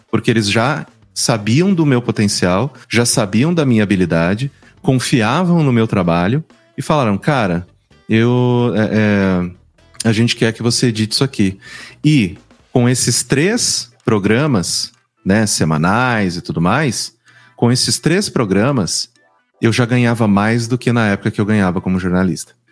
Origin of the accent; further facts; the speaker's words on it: São Paulo, Brazil; Eu sou do interior de São Paulo, né?